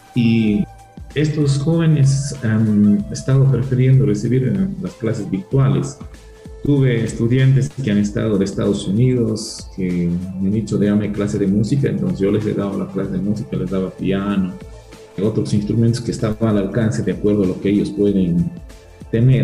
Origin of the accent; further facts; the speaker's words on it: Peru; moved away as an adult; now in Biblián, Ecuador; mi tierra natal, en Perú